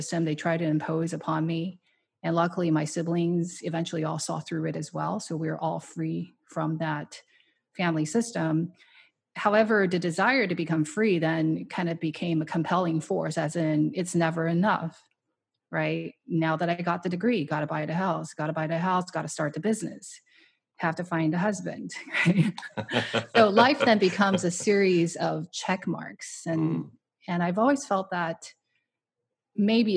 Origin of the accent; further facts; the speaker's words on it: Taiwan; moved away as an adult; now in United States; I grew up in Taiwan, and I immigrated here by myself with no money when I was 20 years old for Stanford